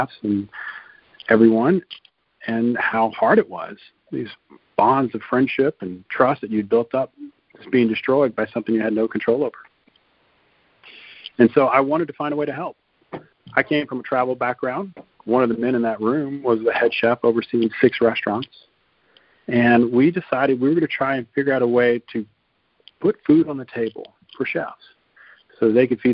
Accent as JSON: {"language": "English", "town": "Lafayette", "region": "Louisiana", "country": "United States", "also_born_or_lived": "Atlanta, Georgia / Garmisch-Partenkirchen, Germany", "moved": "as an adult", "lives_now": "Europe", "said": "I'm originally from South Louisiana, Lafayette"}